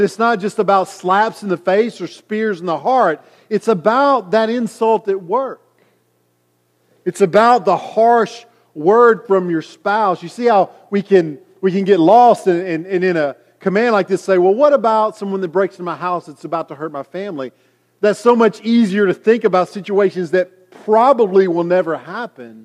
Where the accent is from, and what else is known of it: United States